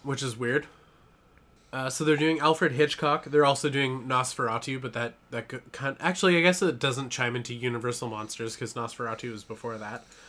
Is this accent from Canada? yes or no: yes; Canada; I'm Canadian